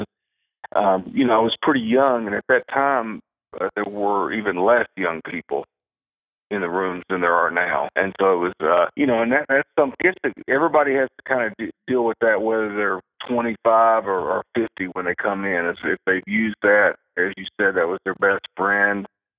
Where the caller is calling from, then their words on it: Henderson, Kentucky, United States; Henderson, Kentucky.